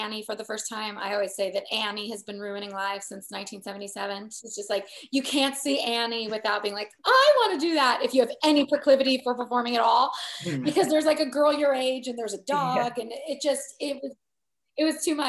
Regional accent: Southern California, United States; I grew up in Southern California, which is very

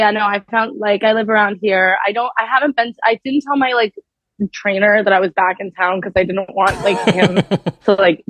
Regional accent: New York, United States; also born or lived in Los Angeles; I grew up in New York, so I feel really good there

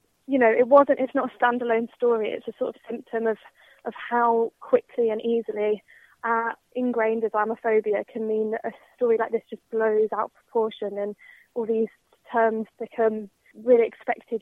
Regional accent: Birmingham, West Midlands, United Kingdom; my experience of growing up in Birmingham was that it was incredibly positive and integrated

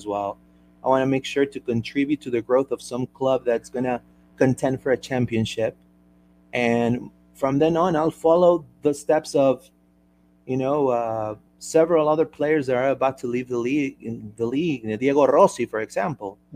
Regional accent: Peru; I'm from Peru

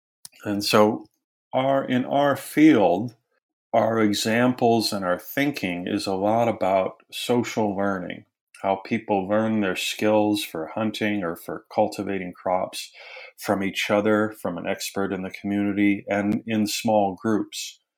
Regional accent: Wisconsin, United States; now in Tennessee, United States; I'm originally from Wisconsin, and it's fantastic to be living in Tennessee.

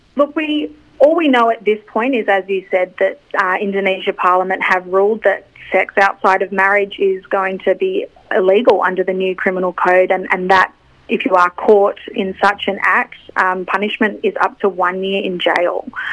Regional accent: Australia; as Australian women

